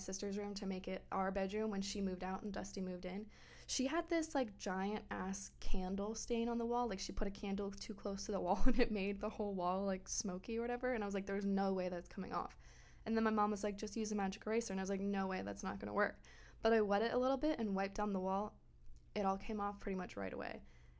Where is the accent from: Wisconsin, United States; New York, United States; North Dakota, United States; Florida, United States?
Florida, United States; I grew up in Florida